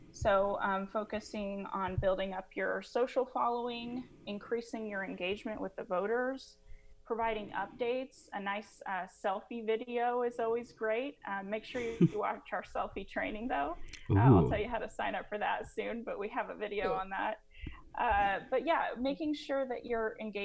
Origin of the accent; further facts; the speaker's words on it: Kansas, United States; my home state of Kansas